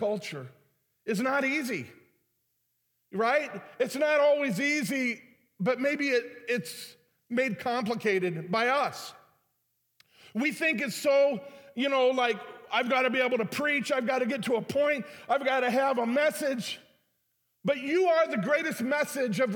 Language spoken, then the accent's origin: English; Detroit, Michigan, United States; moved away as an adult; now in St. Louis, United States; I was from Detroit